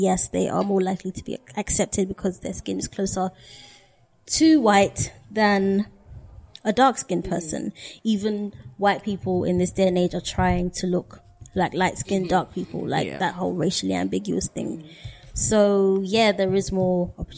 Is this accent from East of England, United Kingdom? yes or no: no; London, United Kingdom; growing up in London